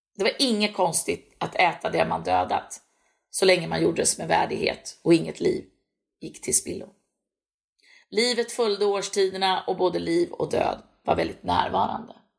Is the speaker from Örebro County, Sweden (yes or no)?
yes; Örebro, Örebro County, Sweden; also born or lived in Näsinge, Strömstad, Bohuslän; Jag är född och uppvuxen i Örebro